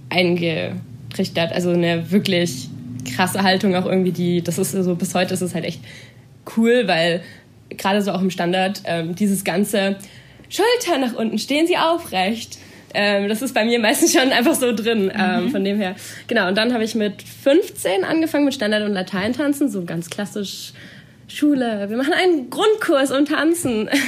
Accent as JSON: {"language": "German", "region": "Baden-Württemberg", "country": "Germany", "said": "Genau, ich komme aus Baden-Württemberg, äh"}